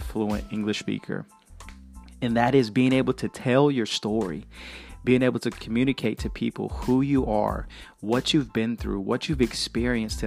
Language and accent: English; Chattanooga, Tennessee, United States; I was born in Chattanooga, Tennessee